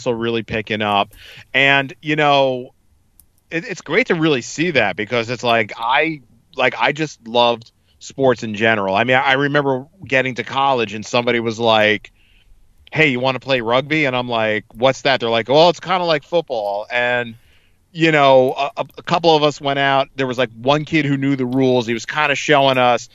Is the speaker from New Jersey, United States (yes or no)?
yes; East Brunswick, New Jersey, United States; I grew up in East Brunswick